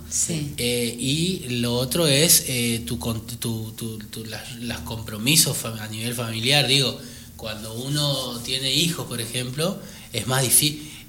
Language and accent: Spanish; Buenos Aires, Argentina; No, no, no, me vine de Buenos Aires con, esa idea.